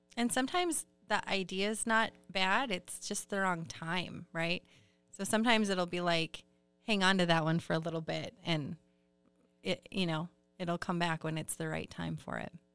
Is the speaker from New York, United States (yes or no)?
no; Iron Range, Minnesota, United States; also born or lived in Duluth, Minnesota; I grew up on the Iron Range and then came back to Duluth